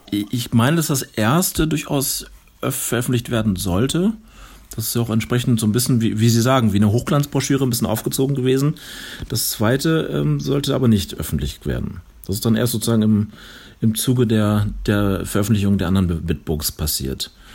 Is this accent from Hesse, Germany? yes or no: no; North Rhine-Westphalia, Germany; moved away as an adult; now in Chemnitz, Germany; ich komme ja aus, aus Nordrhein-Westfalen